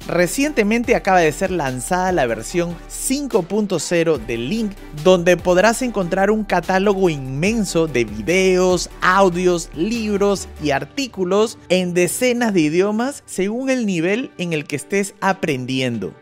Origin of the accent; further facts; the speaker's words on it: Peru; now in Germany; yo soy un peruano que vive en Alemania